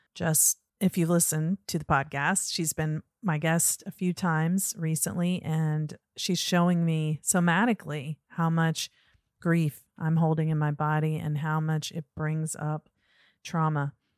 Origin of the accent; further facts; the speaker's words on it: Norfolk, Virginia, United States; moved away; I grew up in Norfolk